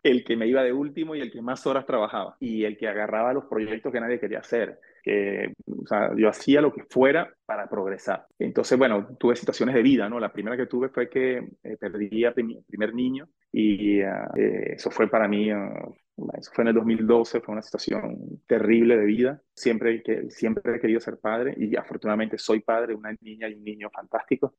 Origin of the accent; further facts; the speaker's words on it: Venezuela; moved away as an adult; also born or lived in Argentina; now in France; mi padre es venezolano